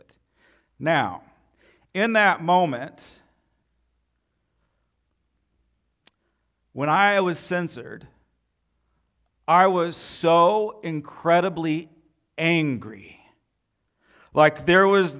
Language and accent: English; United States